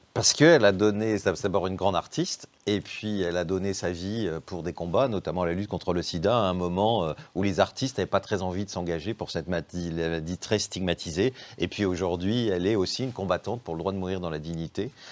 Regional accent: Béthune, Hauts-de-France, France; born or raised there; now in Paris, France

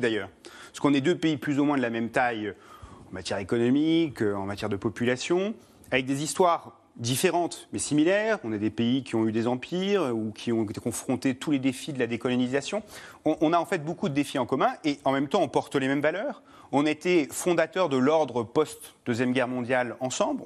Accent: United Kingdom; moved away; c'est le pays de mon père et que j'ai grandi au Royaume-Uni

